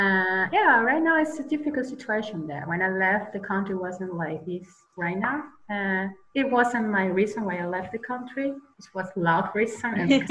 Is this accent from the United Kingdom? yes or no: no; Germany; accent: German; English is a second language; You probably can hear my accent, a slightly accent of German. I do have.